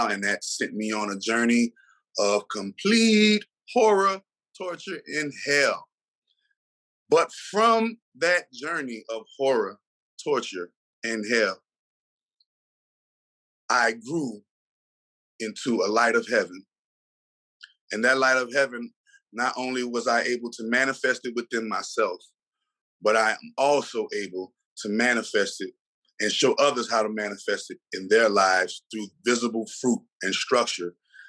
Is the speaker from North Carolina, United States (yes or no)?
no; New Orleans, Louisiana, United States; I'm from New Orleans, Louisiana